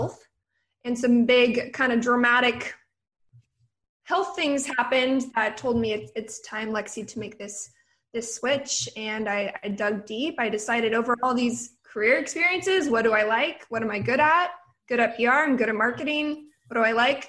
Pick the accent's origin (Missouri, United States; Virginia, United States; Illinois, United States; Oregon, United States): Oregon, United States; So I'm from Oregon. Originally, I went to the University of Oregon